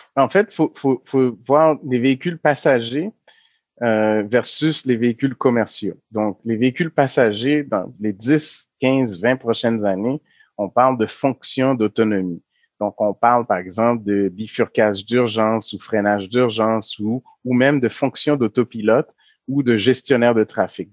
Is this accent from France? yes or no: no; Quebec, Canada; nous, en tant que Québécois